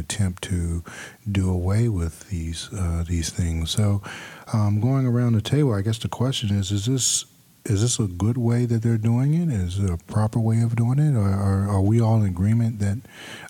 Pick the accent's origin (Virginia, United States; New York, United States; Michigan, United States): Virginia, United States; Roanoke; moved away as an adult; also born or lived in Hampton, Virginia / Seattle, Washington; Raised in Roanoke, went to Hampton University, spent many, many years in Seattle, Washington